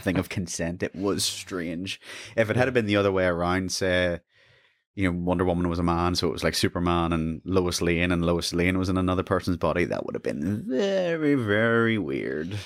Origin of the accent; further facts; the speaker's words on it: Lurgan, Northern Ireland, United Kingdom; I'm originally from Lurgan, another small town